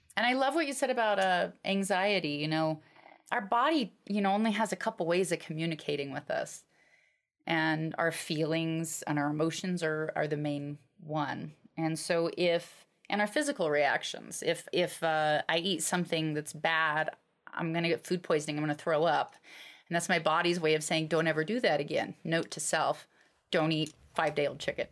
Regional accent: Alaska, United States; I grew up in Alaska

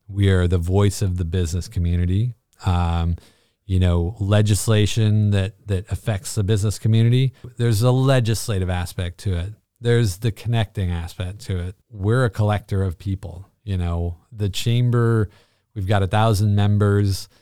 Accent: Bishop, California, United States; moved away as an adult; also born or lived in Panorama City, California; now in Evans, United States; I am from uh, California, born and raised

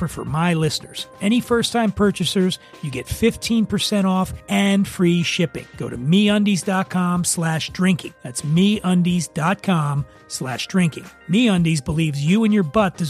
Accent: Philadelphia, Pennsylvania, United States; also born or lived in Cheltenham, Pennsylvania; I was born in Frankfurt as well

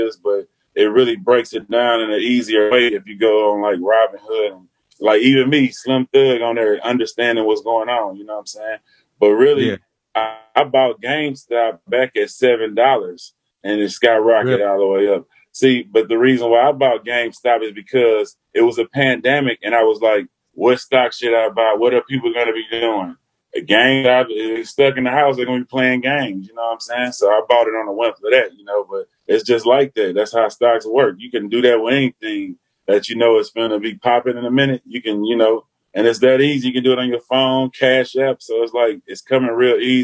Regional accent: Houston, Texas, United States; I was from the North Side

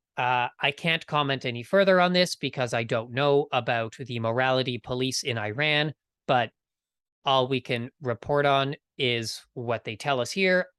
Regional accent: Canada; I am from Canada.

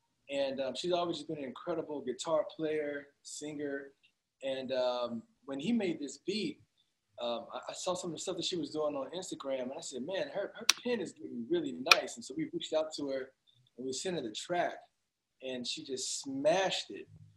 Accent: Florida, United States; we both actually grew up in Florida

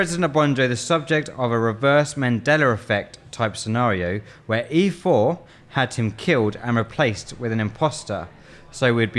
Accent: England, United Kingdom; Well, I'm English. I can't help. White English.

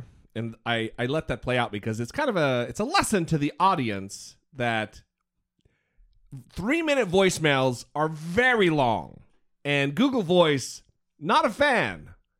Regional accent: Idaho, United States; also born or lived in Ozarks, Missouri; I'm from Idaho.

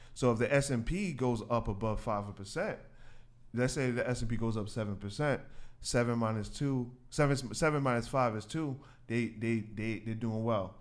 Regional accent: New York City, New York, United States; I grew up in Queens. Uh, born in Queens, New York.

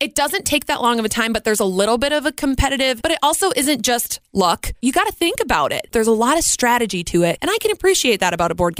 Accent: Red Wing, Minnesota, United States; I'm from Red Wing, Minnesota, and we're right next to this big casino

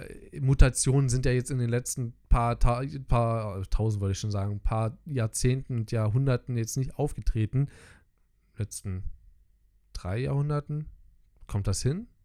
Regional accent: Germany; als Deutscher

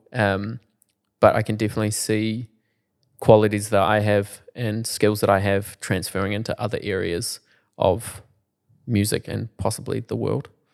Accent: Timaru, Canterbury, New Zealand; I'm from Timaru

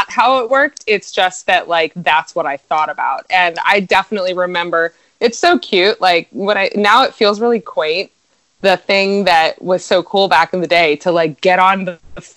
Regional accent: Maryland, United States; moved away; where I was from, too, in Maryland

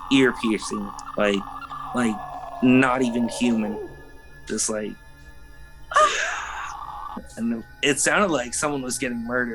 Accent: Los Angeles, California, United States; I grew up in Los Feliz area.

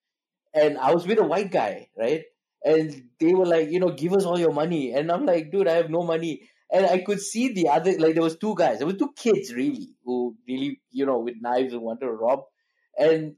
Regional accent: Malaysia; also born or lived in South Shields, England; I'm Malaysian

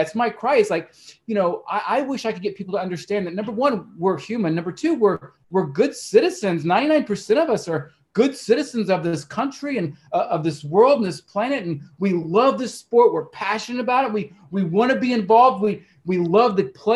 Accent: Oklahoma, United States; also born or lived in Arizona; I'm from Oklahoma

